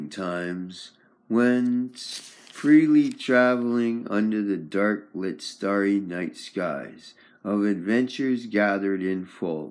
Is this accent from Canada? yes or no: yes; Victoria, British Columbia, Canada; I'm from Victoria, BC, Canada, British Columbia